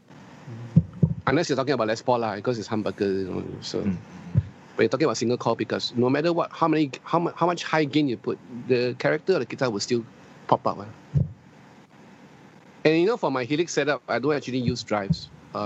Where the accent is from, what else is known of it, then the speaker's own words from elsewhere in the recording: Singapore; I'm Singaporean Chinese, but I'm still proud to be a Chinese.